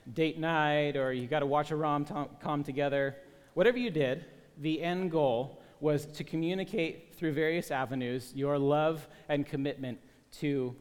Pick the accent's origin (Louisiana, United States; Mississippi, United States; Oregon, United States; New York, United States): Oregon, United States; Portland; I grew up in Portland